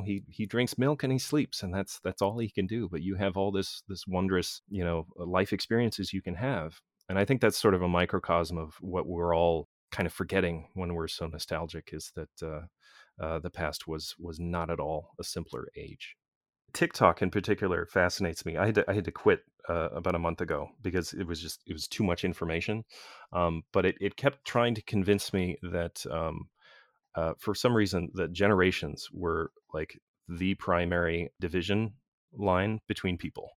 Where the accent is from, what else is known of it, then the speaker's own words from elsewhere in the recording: United States; built into my culture as an American